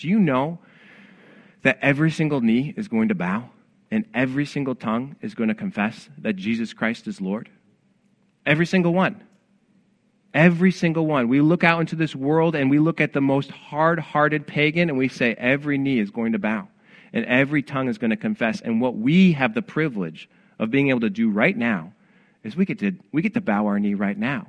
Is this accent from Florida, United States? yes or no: no; Rochester, New York, United States; I'm from Rochester, New York